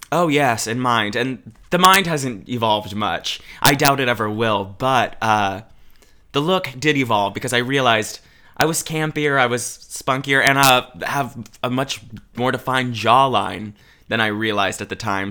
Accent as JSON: {"language": "English", "town": "Albany", "region": "Oregon", "country": "United States", "tie": "born or raised there", "said": "growing up in Oregon"}